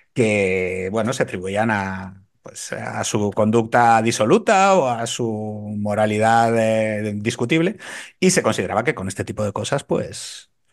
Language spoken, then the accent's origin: Spanish; A Coruña, Galicia, Spain; now in Madrid, Spain; como gallego